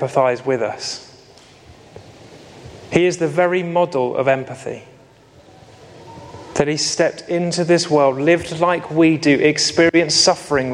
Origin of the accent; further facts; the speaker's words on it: United Kingdom; we're very British